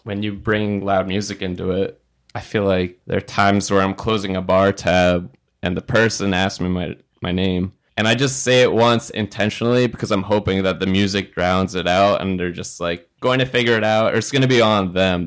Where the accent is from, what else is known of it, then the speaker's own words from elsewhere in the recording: United States; I was born in America. I have some family still in Palestine